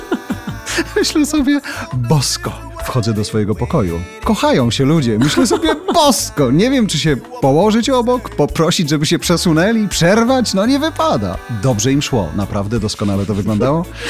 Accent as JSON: {"language": "Polish", "country": "Poland", "said": "wszyscy my z Polski"}